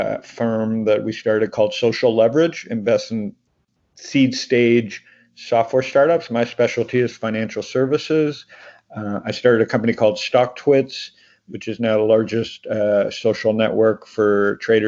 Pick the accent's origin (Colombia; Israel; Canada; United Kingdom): Canada; Toronto, Ontario; moved away as an adult; also born or lived in Phoenix, Arizona; now in United States; Born in Toronto, raised in Toronto